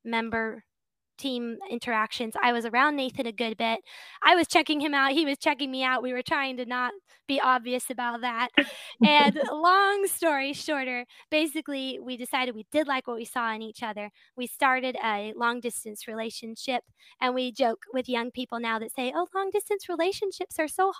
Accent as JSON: {"language": "English", "region": "Texas", "country": "United States", "tie": "born or raised there", "moved": "as an adult", "lives_now": "Ukraine", "said": "a native Texan. I've never really seen snow in my hometown"}